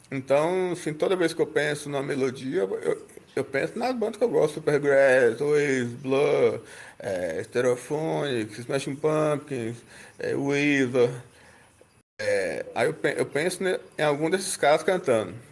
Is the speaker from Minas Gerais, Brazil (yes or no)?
yes; Belo Horizonte, Minas Gerais, Brazil; now in Divinópolis, Brazil; eu vim de Belo Horizonte para Divinópolis, aqui no interior, que fica 130 quilômetros de BH.